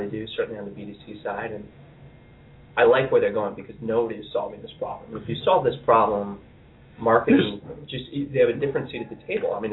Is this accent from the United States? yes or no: yes; Indianapolis, Indiana, United States; moved away; also born or lived in Seattle; So I'm I'm actually from the Indianapolis area originally.